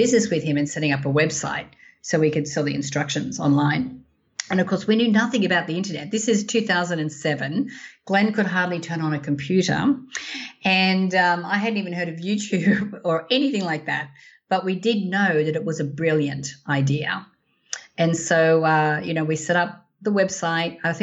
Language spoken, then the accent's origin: English; Australia; moved away as an adult; also born or lived in Sydney; now in United States; I'm as Aussie as ample